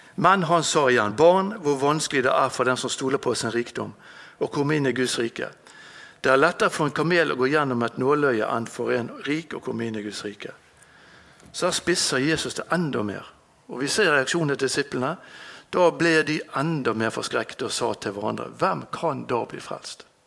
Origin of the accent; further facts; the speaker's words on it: Bergen, Vestland, Norway; Jeg er født her i Bergen, på Landås